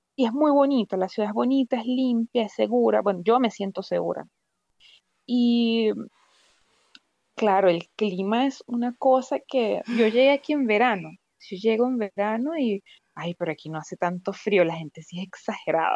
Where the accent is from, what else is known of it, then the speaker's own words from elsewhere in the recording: Valera, Trujillo, Venezuela; moved away as an adult; also born or lived in Mérida, Venezuela; now in Russia; yo nací en Valera, soy andina